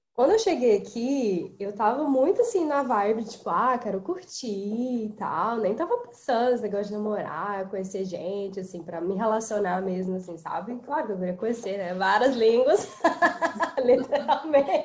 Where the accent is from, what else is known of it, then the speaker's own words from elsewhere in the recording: Brazil; moved away; Eu sou muito brasileira, gente. Eu sou muito brasileira, sabe? Eu posso morar aqui 50 anos, eu sempre vou ser muito brasileira